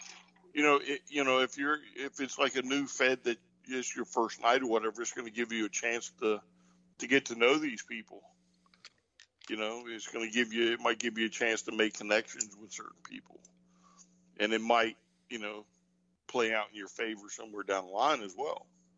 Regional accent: North Carolina, United States; I'm from North Carolina, it's my first time in Virginia.

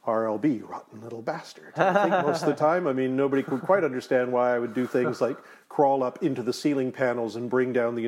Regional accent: Delta, British Columbia, Canada; In Delta, North Delta

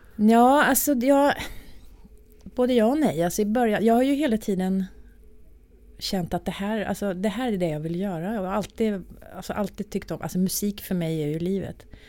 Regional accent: Arvika, Värmland, Sweden; moved away as an adult; now in Stockholm, Sweden; när jag bodde då i Arvika där jag kommer ifrån

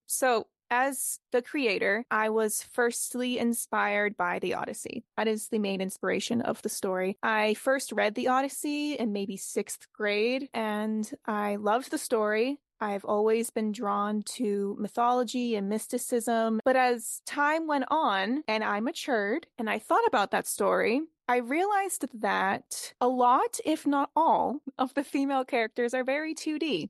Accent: Boston, Massachusetts, United States; I am from Boston

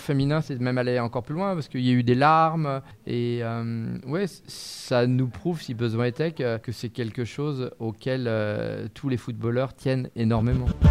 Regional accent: France; quand on est français

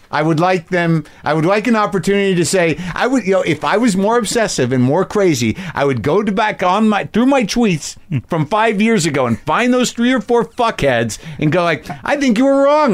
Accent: New Mexico, United States; I grew up in New Mexico

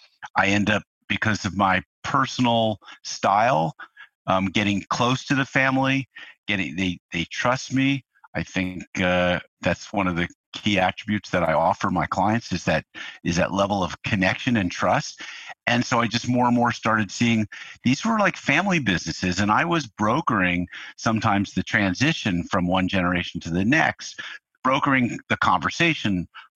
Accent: New York, United States; now in California, United States; And so that set me off to California. I came from New York here. I finished up college out here.

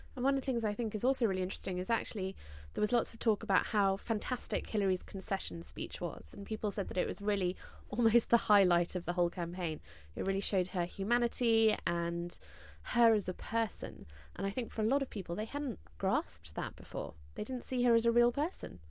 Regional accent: United Kingdom; three British women

